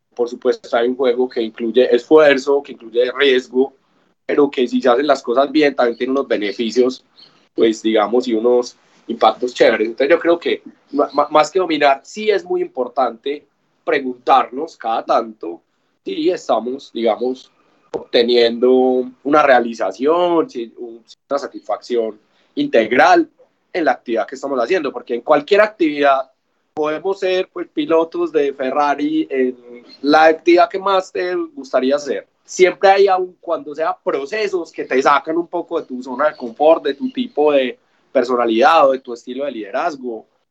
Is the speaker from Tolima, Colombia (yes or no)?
no; Medellín, Antioquia, Colombia; soy una persona de Medellín